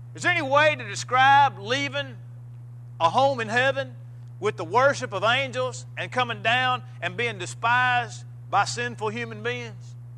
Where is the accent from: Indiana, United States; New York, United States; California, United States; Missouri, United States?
Missouri, United States; moved away; I was uh, preaching a, a, funeral in Missouri, back in my hometown.